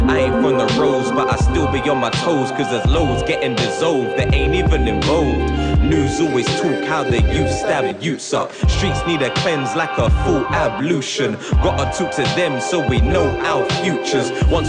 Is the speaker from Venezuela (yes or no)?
no; Leytonstone, London, United Kingdom; I'm from Leytonstone, that is my home. East 1-1, yeah, that's the postcode. I don't rep for the manor or rep for a gang. It's just where I'm raised, man, it's not who I am.